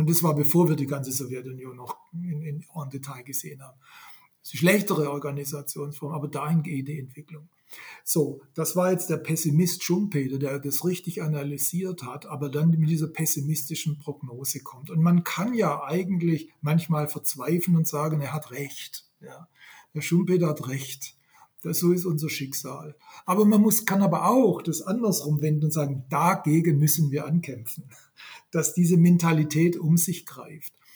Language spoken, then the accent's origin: German; Swabia, Germany; accent: Swabian; Ich bin ja, ja. gebürtiger Schwabe. Äh, ich kann noch, ich kann noch Schwäbisch